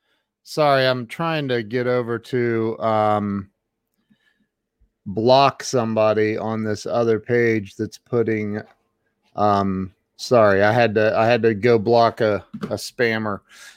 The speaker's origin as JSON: {"language": "English", "town": "Indian Lake", "region": "Ohio", "country": "United States", "tie": "born or raised there", "said": "I was born and raised in Indian Lake, which is considered Northwest Ohio."}